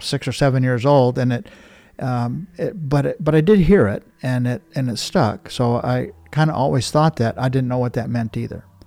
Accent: Blackfeet Reservation, Montana, United States; I'm from the Blackfeet Reservation

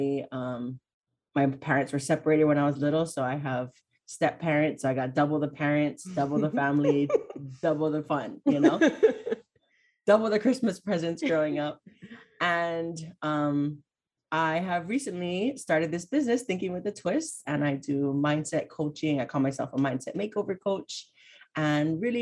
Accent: Hawaii, United States; also born or lived in Oregon / New York; I live in Hawaii. I was born and raised here.

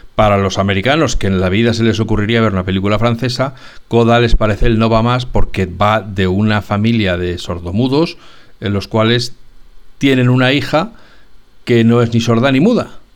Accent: Spain; somos españoles

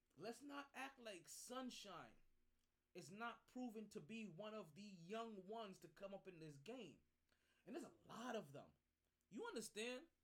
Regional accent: New York, United States; as a New Yorker myself

